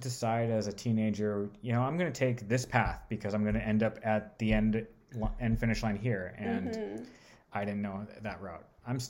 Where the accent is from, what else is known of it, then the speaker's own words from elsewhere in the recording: Southern California, United States; moved away as an adult; I lived in Southern California in the suburbs of Hollywood and Burbank.